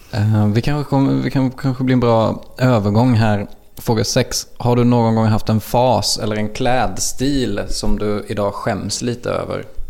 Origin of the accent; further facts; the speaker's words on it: Småland, Sweden; accent: småländska; jag har en småländska som blir så grötig